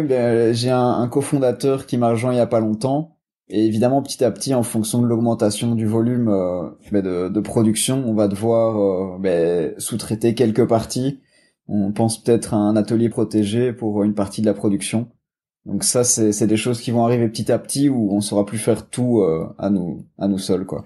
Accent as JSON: {"language": "French", "country": "Belgium", "said": "je viens de Belgique"}